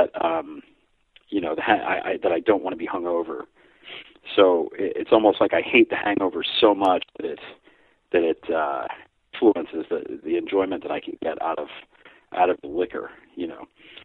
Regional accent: United States; I'm American

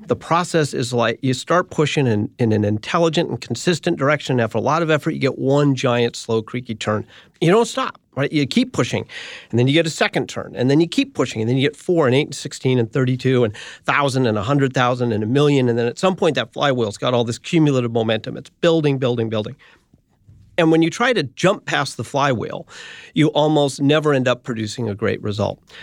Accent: United States; also born or lived in San Francisco, California / Boulder, Colorado; I grew up in San Francisco and Boulder, Colorado.

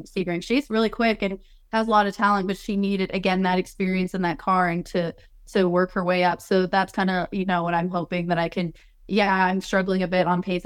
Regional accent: Colorado, United States; I'm from Colorado originally

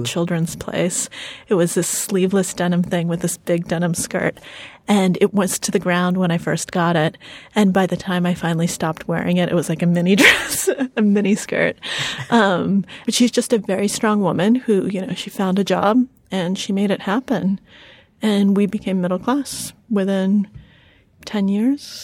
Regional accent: United States; English is a second language; we came to the United States when I was four years old and I didn't speak a word of English.

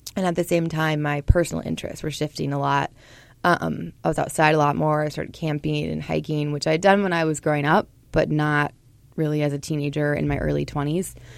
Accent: Portland, Oregon, United States; born or raised there; moved away as an adult; now in Minnesota, United States

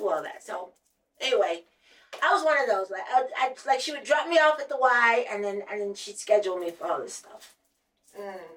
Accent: Ohio, United States; I'm from Ohio

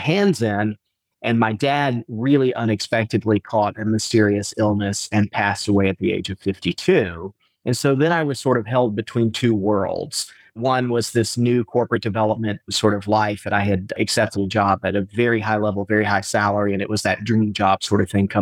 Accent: Atlanta, Georgia, United States; also born or lived in Pasadena / New Orleans / Oxford; now in Valdosta, United States; We grew up in Atlanta

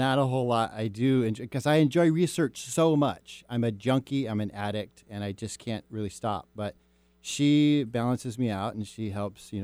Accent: Mercer Island, Washington, United States; I grew up on Mercer Island

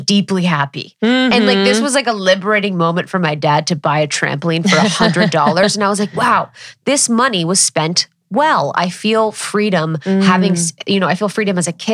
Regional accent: Ohio, United States; growing up in Ohio, I served from the time I was 14 at the place in my neighborhood

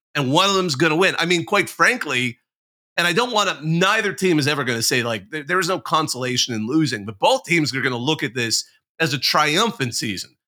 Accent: Bakersfield, California, United States; a Bakersfield boy, by the way, my hometown

